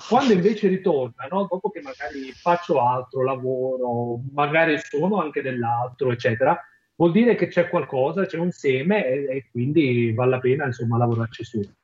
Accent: Campania, Italy; moved away as an adult; la mia terra di origine, che è la Campania

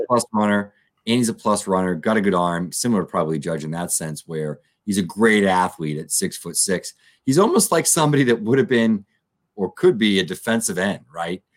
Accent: United States; North Attleboro, Massachusetts, not too far from my hometown, only about 25 minutes from me

